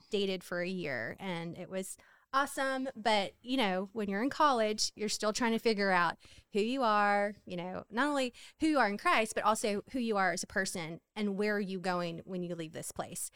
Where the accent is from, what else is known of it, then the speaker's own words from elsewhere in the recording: Hammond, Louisiana, United States; I'm from Hammond, Louisiana